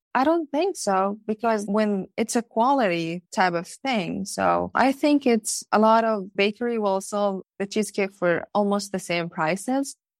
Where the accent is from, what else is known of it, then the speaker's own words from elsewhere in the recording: Palestine; moved away as an adult; now in Norwood, United States; I moved here to America, as I told you, as a growing up in Palestine